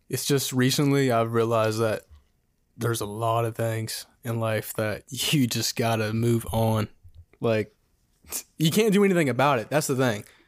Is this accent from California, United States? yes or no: no; Clarksburg, West Virginia, United States; I'm from Clarksburg, West Virginia